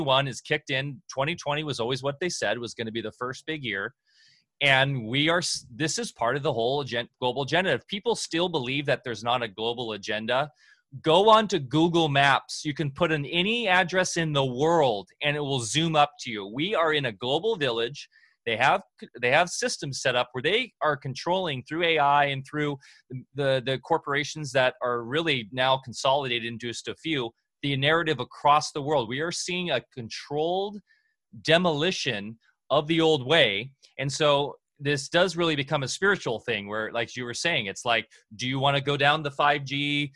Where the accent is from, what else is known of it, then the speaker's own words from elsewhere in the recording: Orange County, Southern California, United States; moved away; I grew up in Orange County down in SoCal. I'm a SoCal boy.